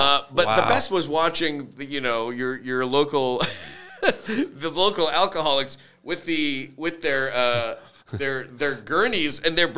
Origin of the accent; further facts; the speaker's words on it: Toronto, Ontario, Canada; Well, I was born in Toronto, but grew up in Scarborough.